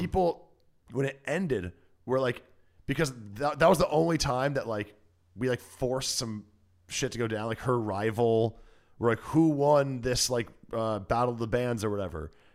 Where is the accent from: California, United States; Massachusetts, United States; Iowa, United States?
Iowa, United States; now in Los Angeles, United States; I'm from Iowa